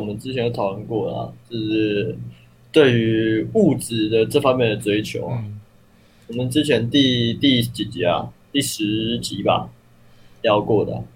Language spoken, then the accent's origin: Chinese; Taiwan; 我台湾人啊